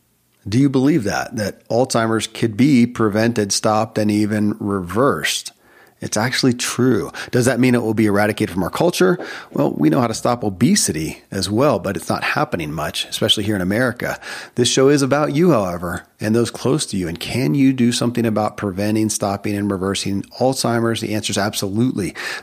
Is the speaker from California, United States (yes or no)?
no; Kentucky, United States; born or raised there